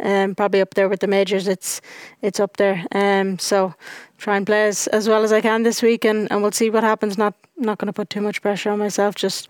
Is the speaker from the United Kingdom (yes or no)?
no; Ireland; When you go out as an Irish person, there's me and Stephanie, and that's it out there.